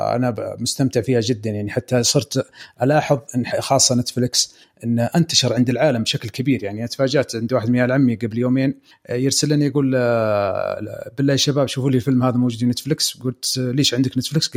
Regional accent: Eastern Province, Saudi Arabia; عندنا في الشرقيه

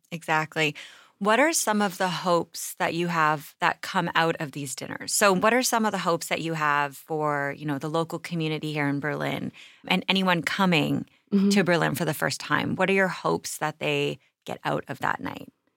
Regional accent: Canada; I'm from Canada

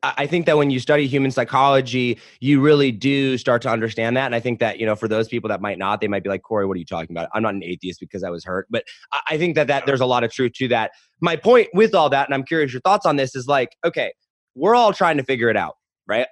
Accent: United States; I grew up in America as a white male

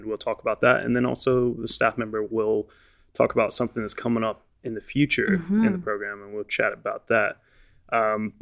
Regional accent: southern Virginia, United States; moved away as an adult; now in United Kingdom; I'm from southern Virginia. I'm below what's called the Mason-Dixon line

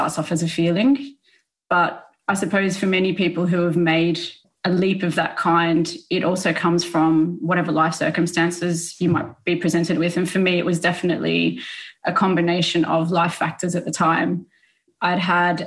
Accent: Melbourne, Victoria, Australia; I grew up in Australia, so I'm originally from Melbourne

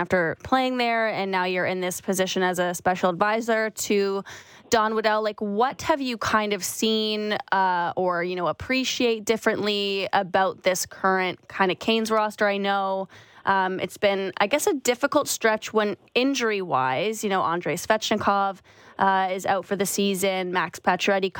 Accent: outside of Toronto, Ontario, Canada; growing up outside of Toronto, going to Leafs games just wasn't an option.

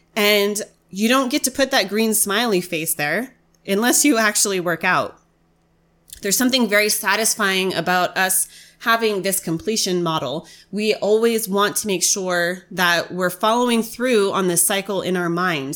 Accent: United States; as an American

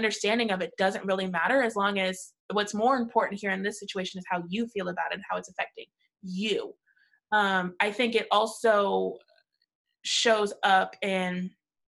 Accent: St. Louis, Missouri, United States; I grew up in St. Louis in the 90s

